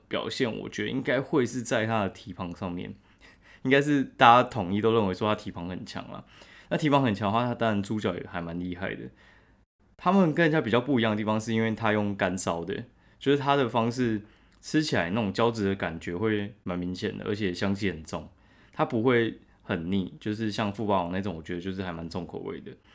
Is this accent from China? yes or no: no; Taiwan; 我们台湾人超喜欢吃补的